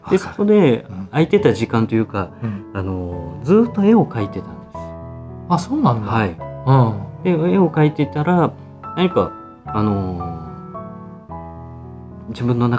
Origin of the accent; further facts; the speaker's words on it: Fukui, Japan; 福井出身なので、うん、あのあまり大きな建物正直ないんですよ